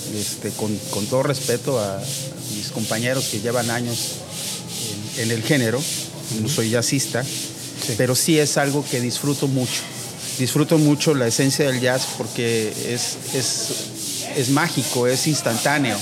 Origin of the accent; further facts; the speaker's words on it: Veracruz, Mexico; Soy eh, originalmente de Veracruz